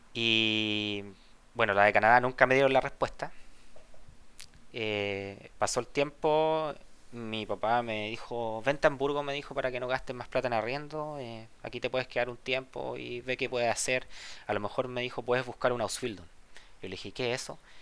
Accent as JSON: {"language": "Spanish", "town": "Santiago", "region": "Santiago Metropolitan", "country": "Chile", "tie": "born or raised there", "also_born_or_lived": "Valparaíso, Chile", "moved": "as an adult", "lives_now": "Germany", "said": "Yo nací en Santiago, eh, tengo 32 años. Después nos mudamos a Valparaíso un tiempo, cuando yo era chico"}